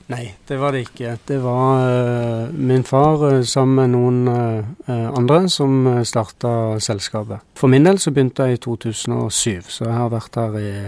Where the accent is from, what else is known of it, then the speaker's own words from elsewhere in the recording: Norway; Vi som nordmenn